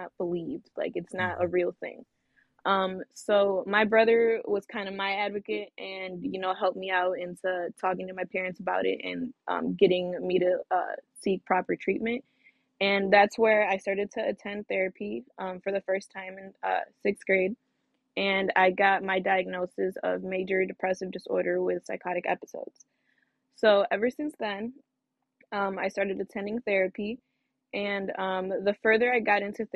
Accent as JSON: {"language": "English", "town": "Griffith", "region": "Indiana", "country": "United States", "tie": "born or raised there", "also_born_or_lived": "East Chicago, Indiana / West Lafayette, Indiana", "said": "I'm originally from Northwest Indiana. I'm from East Chicago, to be specific. I moved to Griffith at a young age, and I went to Griffith High School"}